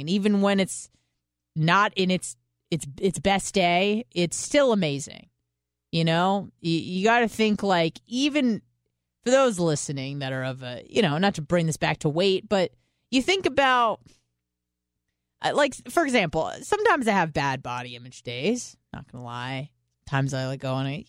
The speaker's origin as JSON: {"language": "English", "town": "San Diego", "region": "California", "country": "United States", "moved": "yes", "lives_now": "Florida, United States", "said": "I am from San Diego"}